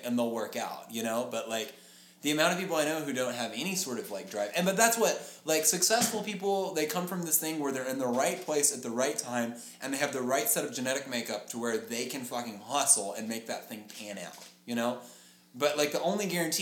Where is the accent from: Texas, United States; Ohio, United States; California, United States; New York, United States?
Texas, United States; Lubbock; we moved to like further north of where we live in Lubbock